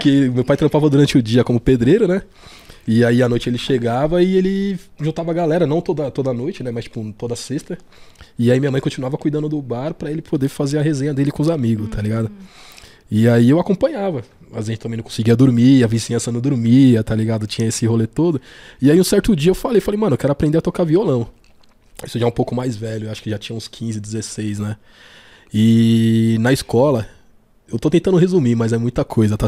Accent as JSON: {"language": "Portuguese", "region": "São Paulo", "country": "Brazil", "tie": "born or raised there", "said": "eu sou nascido aqui na, na Zona Sul de São Paulo mesmo"}